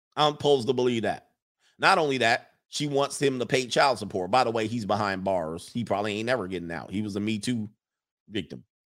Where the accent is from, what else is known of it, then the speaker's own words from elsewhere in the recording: Los Angeles, California, United States; moved away; I grew up in the San Fernando Valley, most of my late teens into my early twenties